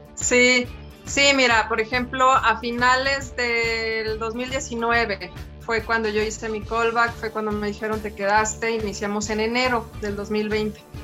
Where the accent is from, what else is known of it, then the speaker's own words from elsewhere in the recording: Durango, Mexico; moved away as an adult; now in Mexico City, Mexico; yo soy de Durango